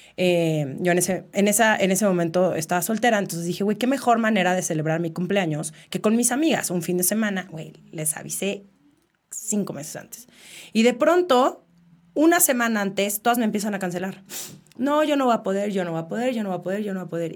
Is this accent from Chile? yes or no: no; Mexico City, Mexico; soy de la Ciudad de México creo que se escucha en mi acento